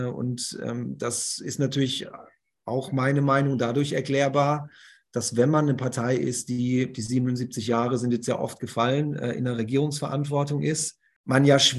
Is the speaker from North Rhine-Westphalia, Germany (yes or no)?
no; Bremen, Germany; dass man sich für die Innenstadt fast schon schämt als Bremer und Bremerin.